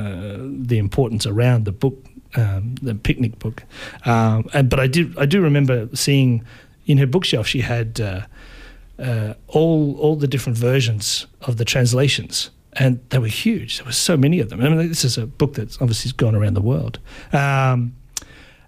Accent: Baxter, Victoria, Australia; I grew up in Baxter on Joan Lindsay's property

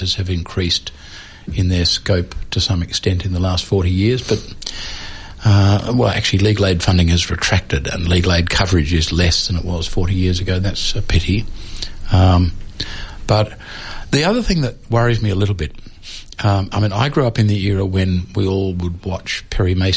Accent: Melbourne, Victoria, Australia; I grew up in Melbourne in the 1950s

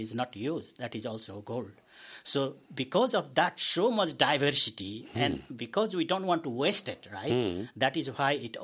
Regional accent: Nepal; also born or lived in Ballarat; now in Australia; I came from Nepal.

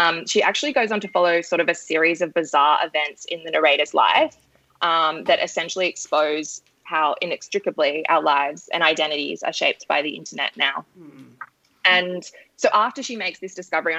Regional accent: Sydney, New South Wales, Australia; I'm from Sydney

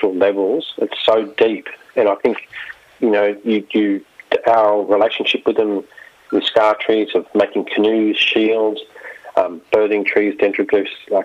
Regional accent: Sydney, New South Wales, Australia; also born or lived in Broken Hill / Victoria; now in Ocean Grove, Australia; I grew up in Sydney many, many years ago in Redfern, but I live down in Ocean Grove now

